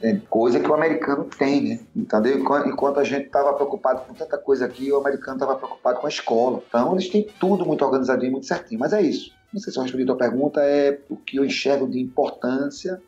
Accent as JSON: {"language": "Portuguese", "region": "Northeast Brazil", "country": "Brazil", "said": "eu sou nordestino"}